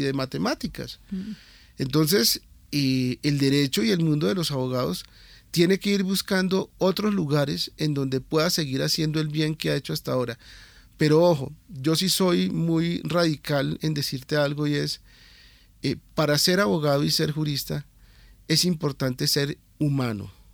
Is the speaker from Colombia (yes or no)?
yes; Colombia; Nosotros somos colombianos comunes y corrientes